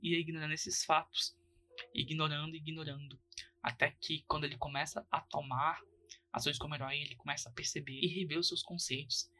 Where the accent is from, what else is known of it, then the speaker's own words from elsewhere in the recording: Goiás, Brazil; eu que sou goiano